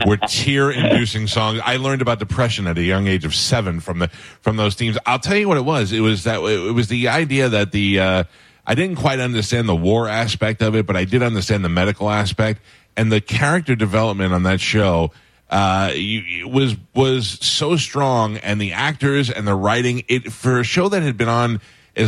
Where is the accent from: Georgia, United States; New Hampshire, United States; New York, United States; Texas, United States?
New York, United States; moved away as an adult; also born or lived in Florida; now in Tampa Bay area, United States; I grew up in New York, but I've been down here since 1989. So I'm officially Floridian now